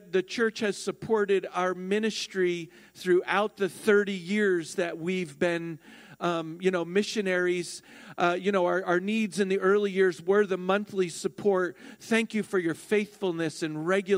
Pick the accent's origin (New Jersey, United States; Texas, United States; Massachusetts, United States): New Jersey, United States; I am New Jersey born and raised